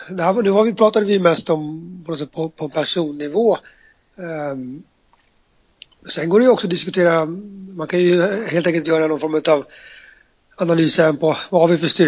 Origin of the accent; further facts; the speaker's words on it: Stockholm, Stockholm County, Sweden; Eh, eller jag som stockholmare flyttar till ett annat land.